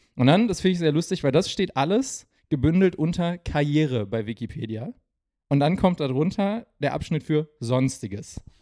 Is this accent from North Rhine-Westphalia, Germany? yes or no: yes; Essen, North Rhine-Westphalia, Germany; mein Herz als Essener